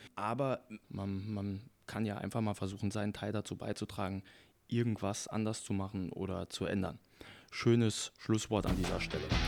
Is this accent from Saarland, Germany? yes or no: yes; Saarland, Germany; als Saarländer